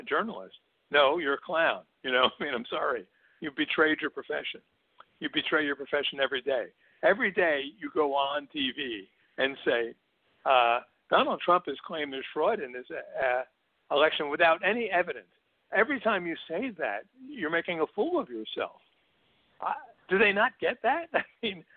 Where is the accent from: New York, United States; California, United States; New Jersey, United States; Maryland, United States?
New Jersey, United States; Newark; grew up in Newark, New Jersey